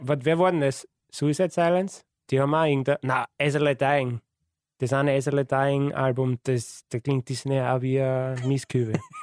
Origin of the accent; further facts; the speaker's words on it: Wiener Neustadt, Lower Austria, Austria; ich komme aus Wiener Neustadt